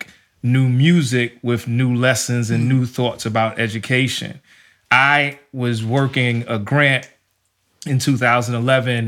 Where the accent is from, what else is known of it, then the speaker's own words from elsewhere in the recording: New York, United States; I grew up in New York